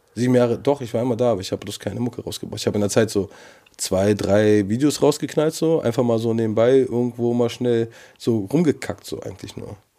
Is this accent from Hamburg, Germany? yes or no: no; Berlin, Germany; Ich bin Berliner